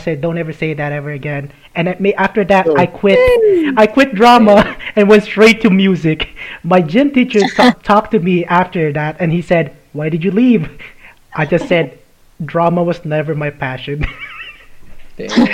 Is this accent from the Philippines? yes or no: yes; Philippines; I'm Filipino.